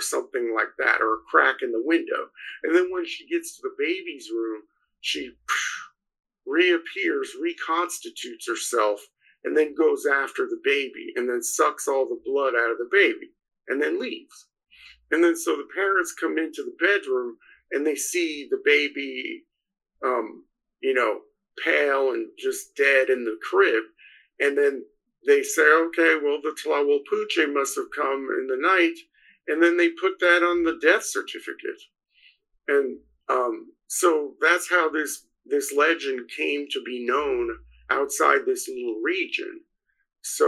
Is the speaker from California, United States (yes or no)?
no; New Mexico, United States; So I grew up in New Mexico, the state of New Mexico.